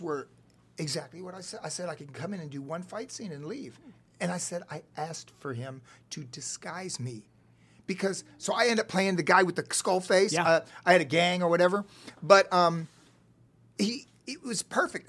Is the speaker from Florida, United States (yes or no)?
yes; Cocoa Beach, Florida, United States; accent: Southern; moved away as an adult; also born or lived in Illinois; now in Los Angeles, United States; Cocoa Beach, Florida. Okay. Uh, I grew up there. I was born in Illinois, but uh, we moved to Florida at four